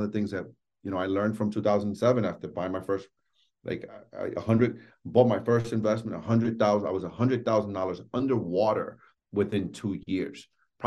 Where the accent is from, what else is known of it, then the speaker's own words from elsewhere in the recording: New York City, New York, United States; I grew up in New York City, born and raised in Washington Heights